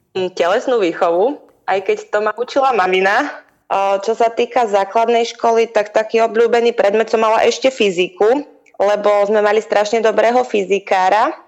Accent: Hriňová, Banská Bystrica Region, Slovakia; ja som z Hriňovej, to je také malé mestečko, my sme tam labák nemali moc

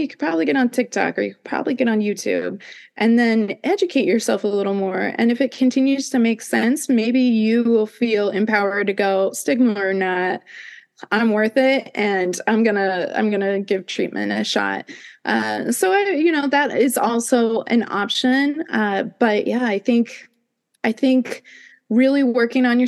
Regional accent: Midwest, United States; I grew up in the Midwest where it was like Bible Belt

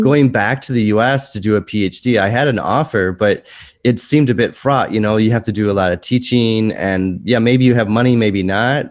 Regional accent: United States; moved away as an adult; you're American and I'm American.

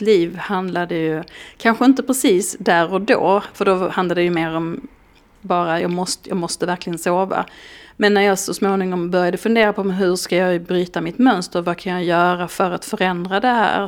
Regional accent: Skåne, Sweden; moved away; jag som är skåning

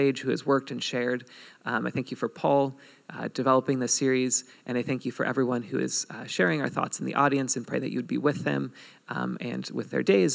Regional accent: United States; we're all Americans

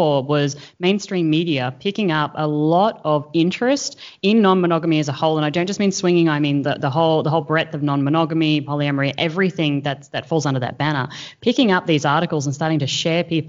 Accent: Australia; now in Singapore; we live in Singapore, but as you can tell, we are Australian

